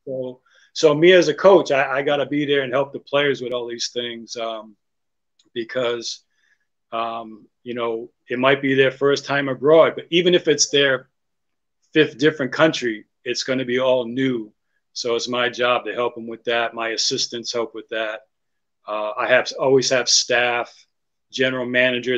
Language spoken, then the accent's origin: English; United States; as an American